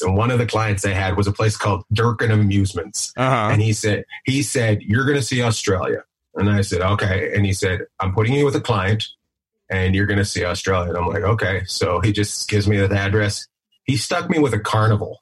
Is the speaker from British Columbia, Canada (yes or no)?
yes; Terrace, British Columbia, Canada; born or raised there